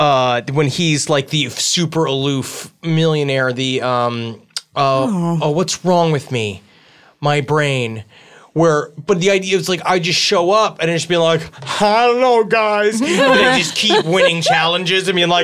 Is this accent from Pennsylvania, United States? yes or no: no; New York City, New York, United States; My mom's from New York, like we're from Queens.